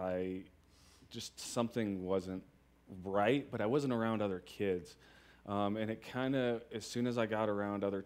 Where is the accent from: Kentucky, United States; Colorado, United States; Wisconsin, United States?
Colorado, United States; Boulder; I've lived in Colorado my whole life. I was born in Boulder